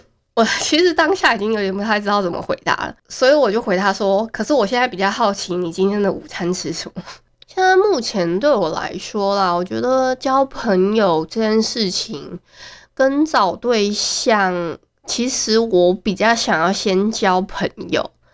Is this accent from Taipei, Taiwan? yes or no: no; Hualien, Hualien County, Taiwan; 真的觉得花莲是一个很小的一个城市，所以我觉得没有必要直接说我是花莲的